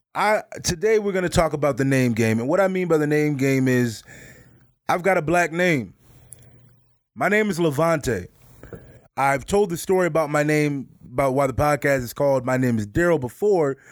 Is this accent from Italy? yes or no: no; Midwest, United States; I grew up in the Midwest